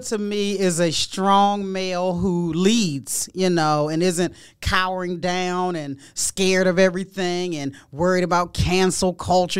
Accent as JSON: {"language": "English", "area": "Prince George's County", "region": "Maryland", "country": "United States", "tie": "born or raised there", "said": "I grew up in Prince George's County, Maryland"}